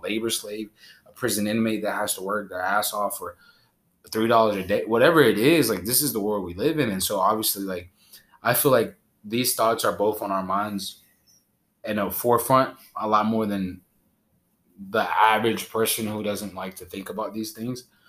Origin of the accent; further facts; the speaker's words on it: Honduras; my home country, Honduras